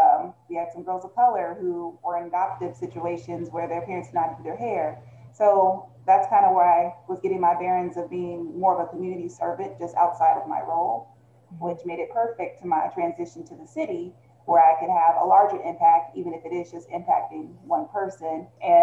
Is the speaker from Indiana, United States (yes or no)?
yes; Indianapolis, Indiana, United States; also born or lived in Hopkinsville, Kentucky; now in Bloomington, United States; I'm originally from Hopkinsville, Kentucky, but I grew up in Indianapolis.